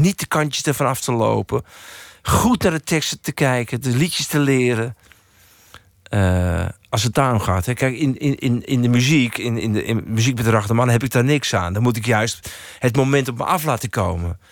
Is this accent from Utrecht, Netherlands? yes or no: yes; Baarn, Utrecht, Netherlands; ik zat bij een of andere hulporganisatie in Baren, waar ik vandaan kom